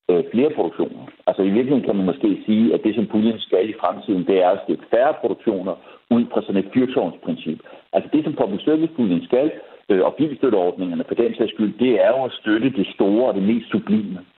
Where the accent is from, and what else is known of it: Denmark